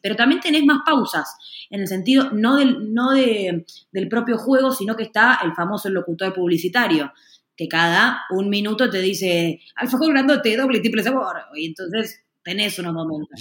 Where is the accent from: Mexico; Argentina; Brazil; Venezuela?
Argentina; en la Argentina, donde soy yo